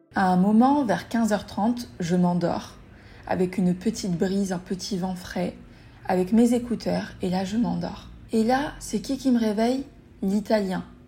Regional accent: Tunis, Tunis Governorate, Tunisia; moved away; also born or lived in Mexico; je suis tunisienne

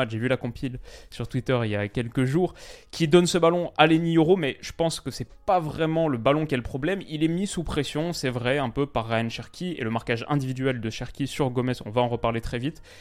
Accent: Lyon, Auvergne-Rhône-Alpes, France; C'est pas parce que je suis lyonnais

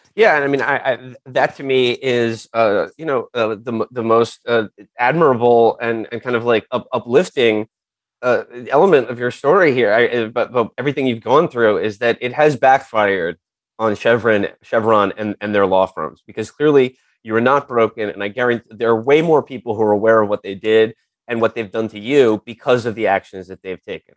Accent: New York City, New York, United States; I grew up on the Upper West Side. My mom still lives on the Upper West Side

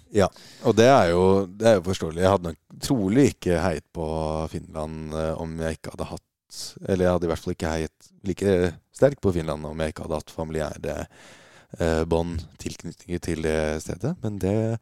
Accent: Norway

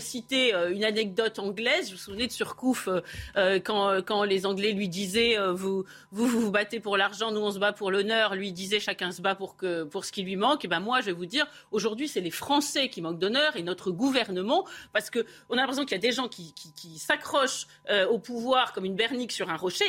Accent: France; en tant que Français

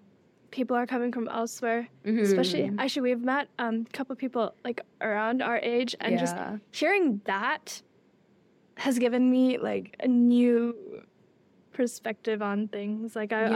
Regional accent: South Korea; I was raised in Korea for some time, right? And then I came here. But I've actually never lived in Nepal, right?

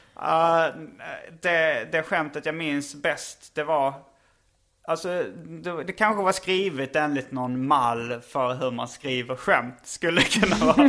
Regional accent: Lund, Skåne, Sweden; accent: skånska; moved away; jag är uppvuxen i Lund, bland annat

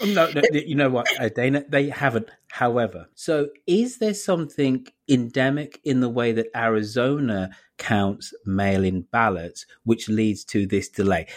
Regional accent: United Kingdom; now in United States; I'm an American in training because I'm, cause I'm British

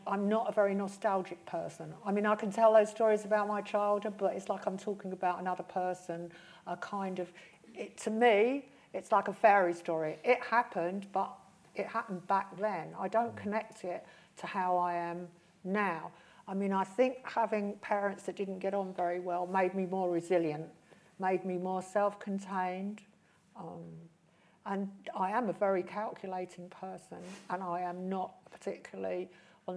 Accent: London, United Kingdom; I grew up in West London, you know, inner London

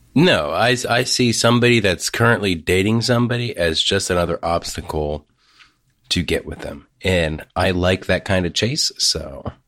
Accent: Ohio, United States; I'm from Ohio

